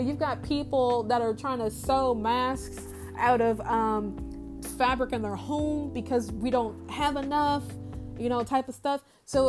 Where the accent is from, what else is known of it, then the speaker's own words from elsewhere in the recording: United States; as an American